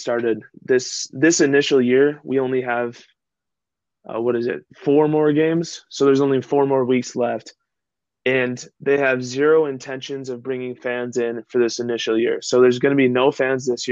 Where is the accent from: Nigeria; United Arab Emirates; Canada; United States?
United States; Minnesota; I was born and raised in Minnesota